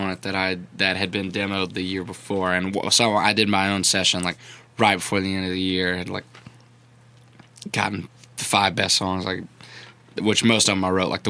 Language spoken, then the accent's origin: English; Baton Rouge, Louisiana, United States; moved away as an adult; now in Nashville, United States; I grew up in Baton Rouge